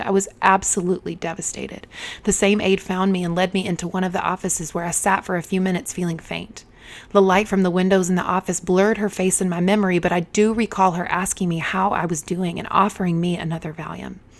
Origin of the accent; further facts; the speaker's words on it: Eden, North Carolina, United States; moved away as an adult; Eden, the town where I was raised, had just over fourteen thousand people.